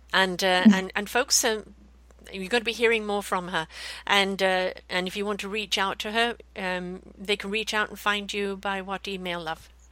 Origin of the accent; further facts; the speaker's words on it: BC, British Columbia, Canada; here in, in BC, Canada, my hometown